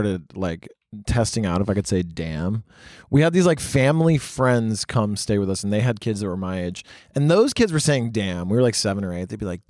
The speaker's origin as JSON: {"language": "English", "town": "Winchester", "region": "Tennessee", "country": "United States", "tie": "born or raised there", "also_born_or_lived": "Sewanee, Tennessee", "moved": "yes", "said": "I grew up in Winchester and Suwanee, which is like an hour from Chattanooga."}